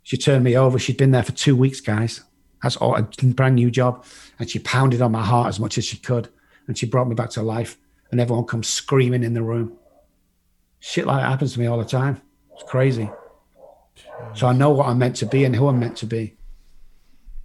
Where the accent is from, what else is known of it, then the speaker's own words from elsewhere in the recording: England, United Kingdom; moved away as an adult; also born or lived in Dallas, Texas; now in United States; I'm from England.